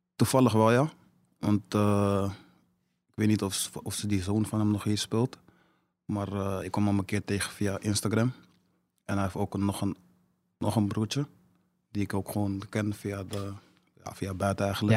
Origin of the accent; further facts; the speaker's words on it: Amsterdam, North Holland, Netherlands; in de staatsledenbeurt deze tijd. En ja, laat dat nou net zijn waar ik vandaan kom.